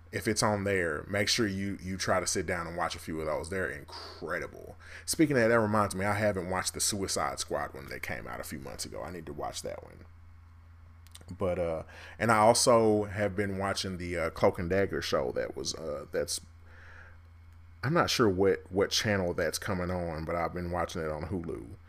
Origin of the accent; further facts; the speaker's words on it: Kansas City, United States; I'm from Kansas City.